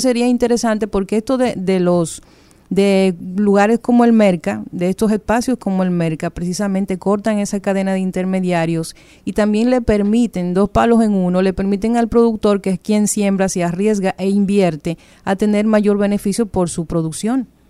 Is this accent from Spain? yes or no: no; Dominican Republic; nosotros convivimos en un país con cosas muy particulares